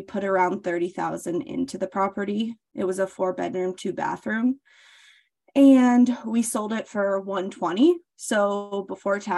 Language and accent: English; Des Moines, Iowa, United States; I live in Des Moines, Iowa, which is the capital of Iowa. I was born and raised here in the Midwest